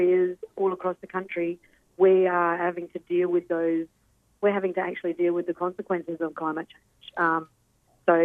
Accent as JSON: {"language": "English", "town": "Shark Bay", "region": "Western Australia", "country": "Australia", "said": "I'm from Shark Bay over in WA, Mulgona country"}